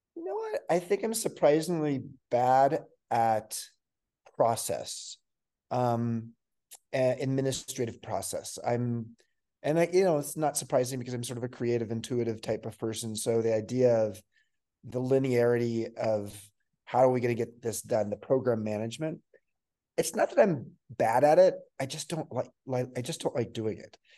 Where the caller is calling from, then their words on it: Santa Fe, New Mexico, United States; I'm um, calling in very early in the morning in Santa Fe, New Mexico, in the United States